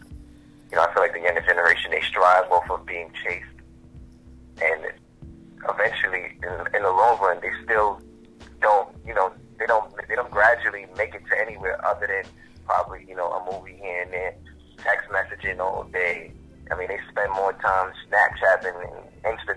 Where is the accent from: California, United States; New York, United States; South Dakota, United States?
New York, United States; New York City; I'm from Queens. In other words, I'm from Queens Village. Better known as Shadyville